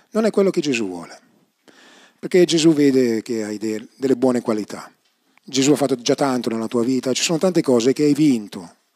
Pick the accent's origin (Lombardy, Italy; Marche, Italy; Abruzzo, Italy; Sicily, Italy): Lombardy, Italy; Bergamo; profumo di, no, profumo di cioè, polenta e coniglio sono di Bergamo